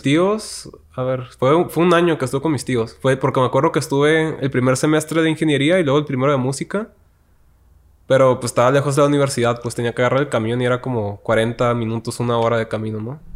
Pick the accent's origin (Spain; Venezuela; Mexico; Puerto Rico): Mexico; Tijuana, Baja California; moved away as an adult; also born or lived in Tepic, Nayarit; now in Mexico City, Mexico; yo soy de Tijuana, nací allá y crecí allá toda mi vida